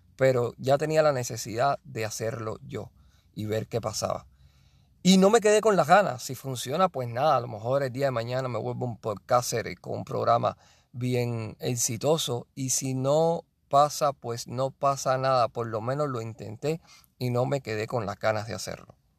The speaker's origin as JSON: {"language": "Spanish", "country": "Cuba", "said": "Yo soy de Cuba y yo quería ser pelotero"}